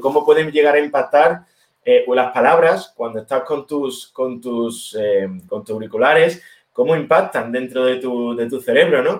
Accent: Seville, Andalusia, Spain; moved away as an adult; also born or lived in Berlin, Germany; somos dos socios españoles, los dos de Sevilla

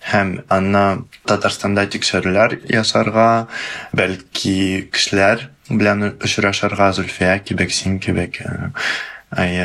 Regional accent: Kazakhstan; екі ватанымыз бар бірінші ватан бұл тарихи ватан татарстан а екінші ол туған жер ватан қазақстан

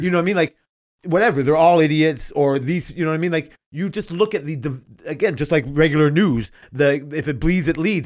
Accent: Toronto, Ontario, Canada; I grew up in Canada and Toronto

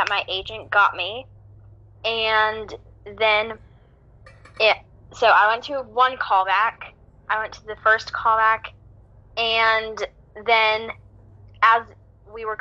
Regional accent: Greensboro, North Carolina, United States; I'm from Greensboro, North Carolina.

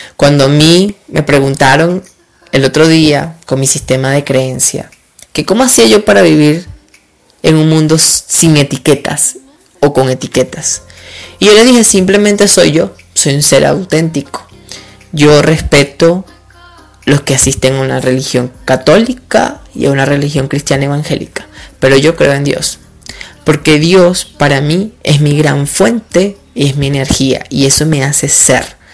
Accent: Duaca, Lara, Venezuela; also born or lived in Barquisimeto / Caracas; vengo de un pueblo del estado Lara, que se llama Duaca. Siempre voy a ser orgulloso porque aquí he vivido, aunque nací en Barquisimeto.

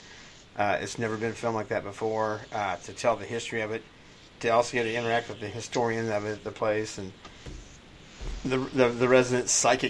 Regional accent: Ohio, United States; I'm a Buckeye. I was born in Ohio.

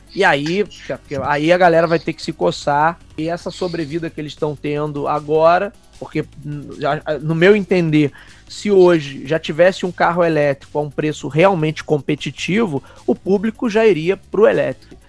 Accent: Rio de Janeiro, Brazil; Eu e Renan somos aqui do Rio de Janeiro

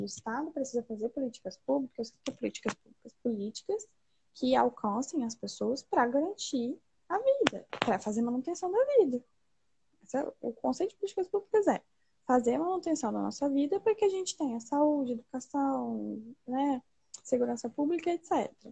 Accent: Linhares, Espírito Santo, Brazil; Eu sou de Linhares, que é uma cidade extremamente conservadora

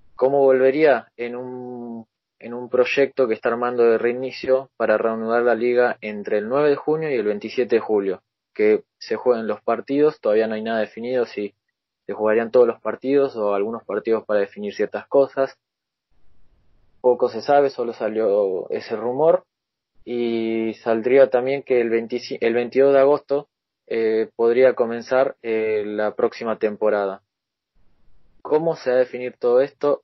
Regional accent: Argentina; soy de Argentina

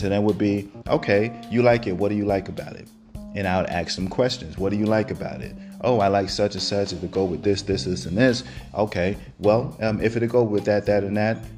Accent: New York City, New York, United States; now in Georgia, United States; I'm from Brooklyn

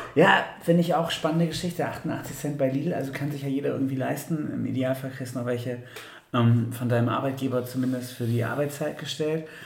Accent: Bremen, Germany; wir als Bremer

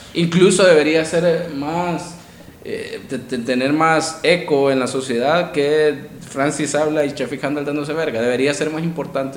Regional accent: El Salvador

